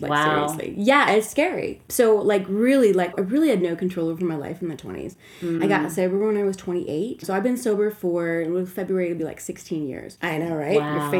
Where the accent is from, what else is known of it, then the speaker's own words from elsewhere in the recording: Minnesota, United States; moved away as an adult; also born or lived in San Francisco; In Minneapolis, that was my last home, because I grew up in Minnesota